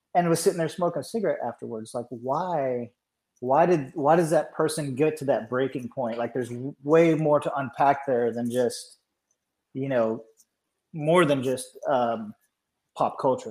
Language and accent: English; Georgia, United States; I'm from Georgia, but all my relatives are from Pennsylvania.